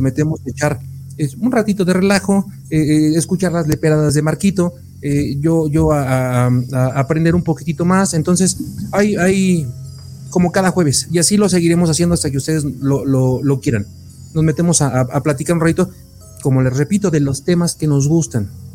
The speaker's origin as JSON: {"language": "Spanish", "country": "Mexico", "said": "como buen mexicano"}